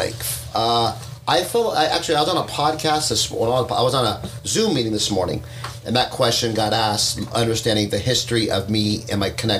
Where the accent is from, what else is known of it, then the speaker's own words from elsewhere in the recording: Fullerton, California, United States; also born or lived in Long Beach / Cypress; born in Long Beach, you know, 1965. Moved to Fullerton, which was called Sunny Hills at the time where we moved, in 1971 or 72, I moved to Fullerton.